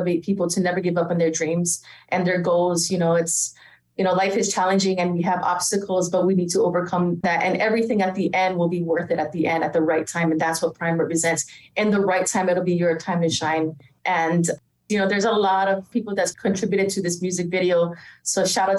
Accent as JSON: {"language": "English", "region": "Hawaii", "country": "United States", "tie": "born or raised there", "moved": "yes", "said": "born and raised in Hawaii"}